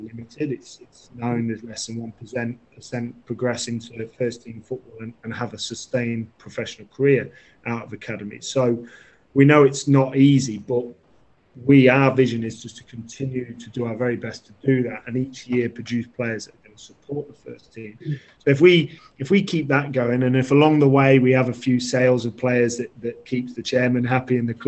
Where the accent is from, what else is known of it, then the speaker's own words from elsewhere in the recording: Duffield, East Midlands, United Kingdom; also born or lived in Belper; I grew up in a nice little village just outside Belper, Duffield, and born in Belper